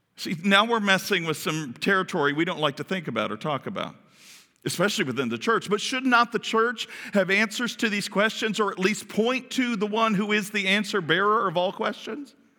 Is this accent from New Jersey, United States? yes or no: no; Kentucky, United States; we're from Kentucky.